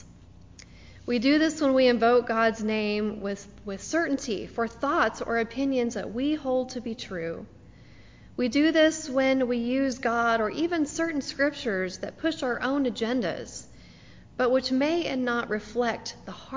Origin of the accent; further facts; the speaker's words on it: the Bible Belt, United States; Growing up in the Bible Belt as a Jewish teenager